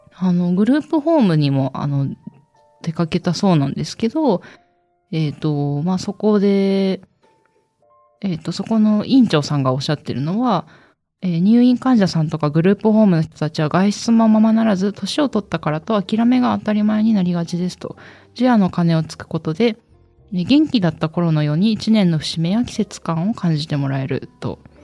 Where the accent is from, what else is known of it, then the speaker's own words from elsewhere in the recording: Kagoshima, Japan; 私の出身の鹿児島